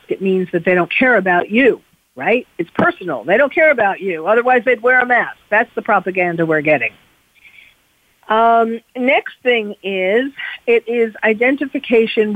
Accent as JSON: {"language": "English", "region": "New York", "country": "United States", "moved": "yes", "lives_now": "California, United States", "said": "I'm from New York"}